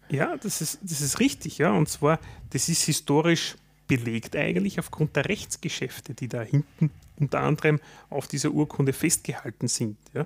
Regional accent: Austria; als Österreicher

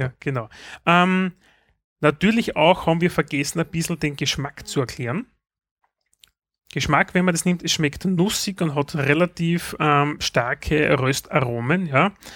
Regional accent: Austria; bei uns in Österreich gibt es eine Zeitschrift

